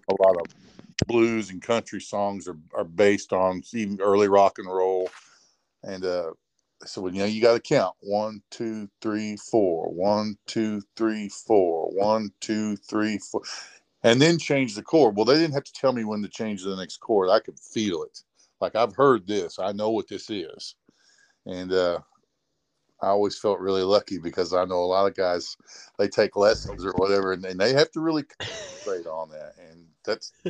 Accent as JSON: {"language": "English", "area": "Rantoul", "region": "Illinois", "country": "United States", "tie": "born or raised there", "said": "a local music store where I grew up in Ransville, Illinois"}